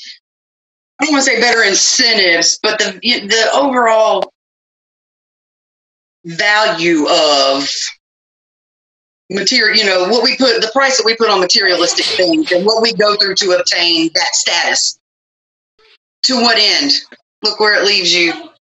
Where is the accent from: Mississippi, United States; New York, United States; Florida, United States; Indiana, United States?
Mississippi, United States; accent: southern; moved away as an adult; now in Kansas City, United States; I'm originally from Mississippi